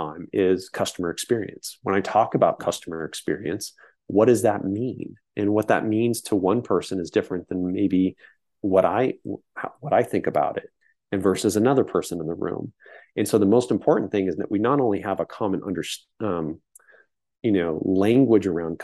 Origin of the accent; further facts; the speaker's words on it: San Francisco Bay Area, California, United States; growing up in the Bay Area